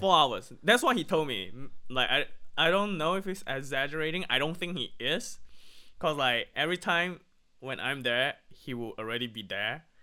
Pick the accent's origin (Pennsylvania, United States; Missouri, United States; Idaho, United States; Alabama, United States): Pennsylvania, United States; now in Malaysia; it reminds me of home, it reminds me of Pennsylvania